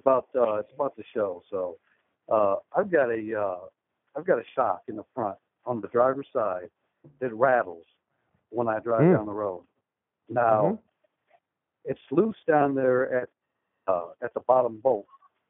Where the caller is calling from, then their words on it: El Paso, Texas, United States; I'm actually calling from El Paso, Texas.